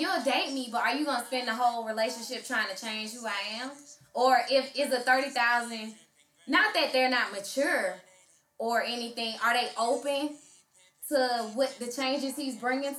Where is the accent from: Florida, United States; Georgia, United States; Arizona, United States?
Georgia, United States; Atlanta; I'm from Southwest Atlanta.